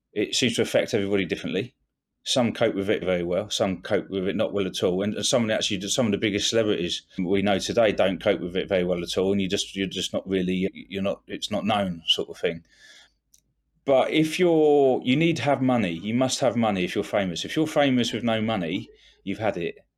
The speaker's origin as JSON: {"language": "English", "region": "England", "country": "United Kingdom", "said": "being English"}